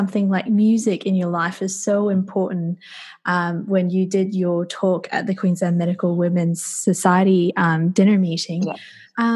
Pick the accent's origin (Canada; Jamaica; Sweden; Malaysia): Malaysia; moved away; I'm from Malaysia originally